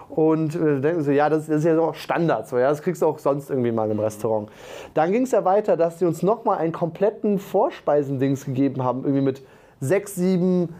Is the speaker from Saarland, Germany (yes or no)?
no; Aachen, North Rhine-Westphalia, Germany; ich komme aus Aachen, ich komme ja fast aus Köln